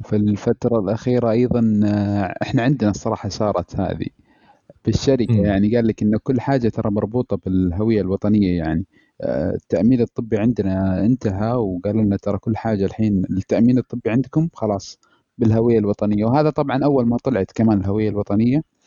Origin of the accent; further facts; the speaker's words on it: Eastern Province, Saudi Arabia; عندنا في الشرقيه